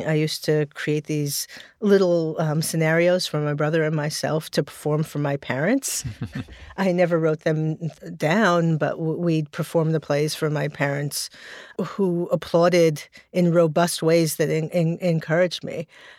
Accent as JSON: {"language": "English", "town": "Brooklyn", "region": "New York", "country": "United States", "tie": "born or raised there", "said": "Well, I grew up in Borm Hill in Brooklyn, in a neighborhood, which I always describe as the neighborhood that people pass through to get to other neighborhoods."}